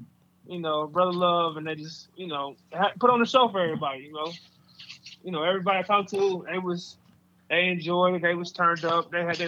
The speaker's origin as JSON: {"language": "English", "town": "Oakland", "region": "California", "country": "United States", "said": "I'm from Oakland, East Oakland."}